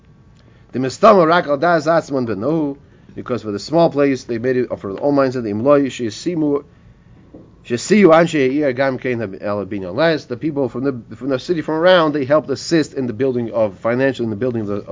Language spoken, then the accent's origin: English; Highland Park, New Jersey, United States; I grew up in Highland Park, New Jersey.